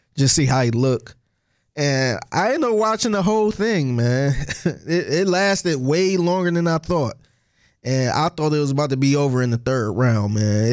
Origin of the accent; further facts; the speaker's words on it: Cleveland, Ohio, United States; moved away as an adult; now in Houston, United States; I'm originally from Cleveland, Ohio.